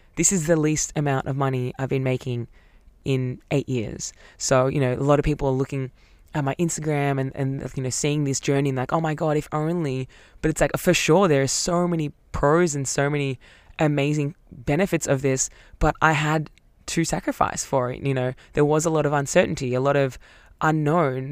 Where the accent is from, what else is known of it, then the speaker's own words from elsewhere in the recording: Melbourne, Victoria, Australia; Growing up in Melbourne